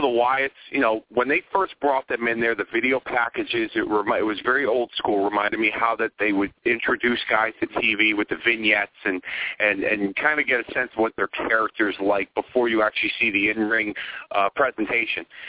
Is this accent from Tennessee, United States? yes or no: no; Hartford, Connecticut, United States; my hometown in Hartford, Connecticut